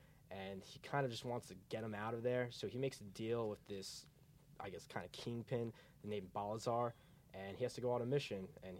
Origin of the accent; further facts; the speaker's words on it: New Jersey, United States; accent: Jersey; I grew up in Central Jersey all my life.